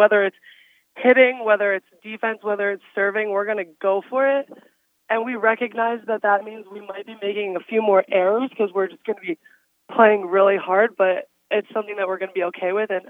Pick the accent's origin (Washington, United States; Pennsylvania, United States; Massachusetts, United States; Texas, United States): Pennsylvania, United States; also born or lived in Colorado; I grew up in Pennsylvania my whole life